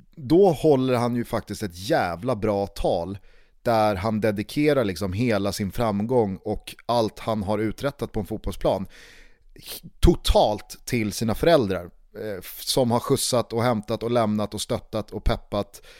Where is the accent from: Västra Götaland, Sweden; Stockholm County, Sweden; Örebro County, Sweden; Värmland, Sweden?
Stockholm County, Sweden; Stockholm; hemma i Vällingby